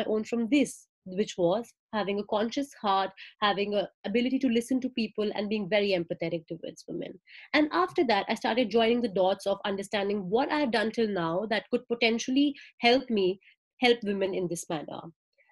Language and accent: English; India; moved away as an adult; now in Melbourne, Australia; I'm from India and now I'm living in Melbourne, Australia